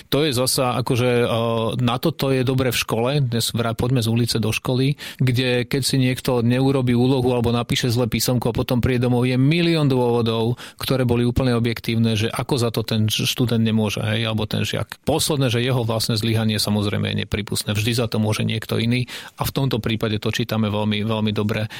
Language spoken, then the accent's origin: Slovak; Slovakia; sme zo Slovenska